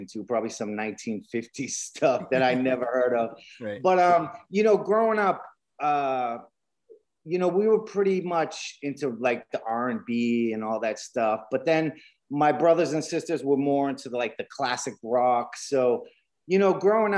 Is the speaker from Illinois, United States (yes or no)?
no; Boston, Massachusetts, United States; we all grew up in Boston.